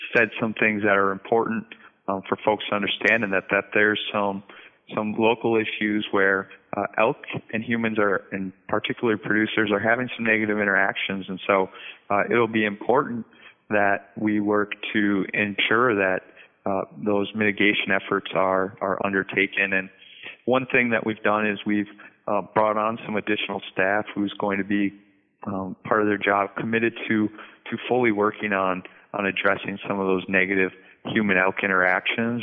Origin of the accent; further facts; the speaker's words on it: North Central Wisconsin, United States; moved away as an adult; also born or lived in Arkansas / Colorado / Vermont; now in Minnesota, United States; I'm originally from North Central Wisconsin